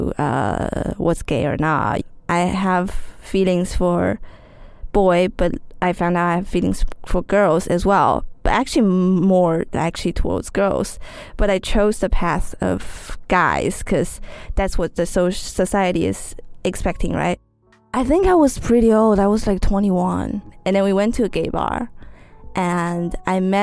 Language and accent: English; Shanghai, China; I'm from Shanghai.